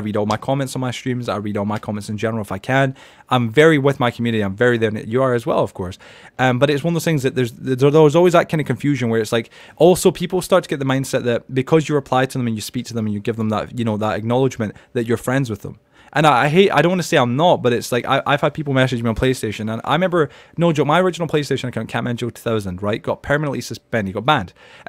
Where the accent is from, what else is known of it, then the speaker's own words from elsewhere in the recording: Edinburgh, Scotland, United Kingdom; because I grew up in Edinburgh in Scotland, the capital, but depending with Glasgow. But at the end of the day, where I grew up, that's how everybody sounded